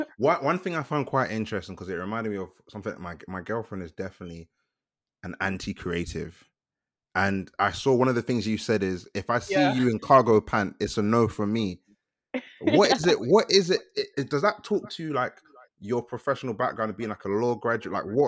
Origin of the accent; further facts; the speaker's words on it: Nigeria; Like, I'm Nigerian